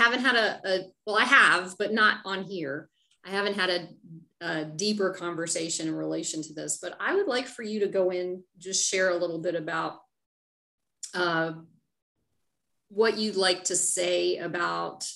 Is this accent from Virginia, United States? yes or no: yes; Northern Virginia, United States; I grew up in Northern Virginia